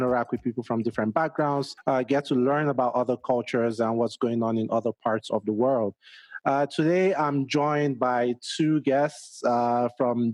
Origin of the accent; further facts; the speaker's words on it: Nigeria; now in Denver, United States; I'm originally Nigerian and, you know, I have family back home in Nigeria